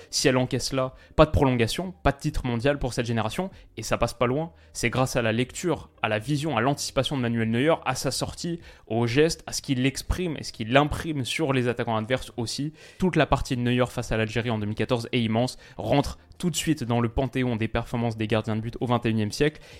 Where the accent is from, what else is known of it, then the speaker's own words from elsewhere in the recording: Lyon, Auvergne-Rhône-Alpes, France; Moi, en tant que lyonnais, j'aimerais le mettre dans le top 10